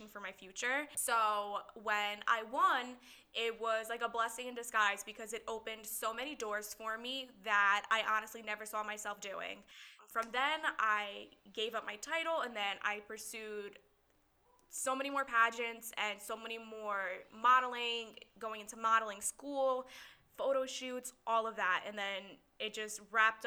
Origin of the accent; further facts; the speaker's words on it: Middlesex, New Jersey, United States; I'm from Middlesex, New Jersey. Born and raised in New Jersey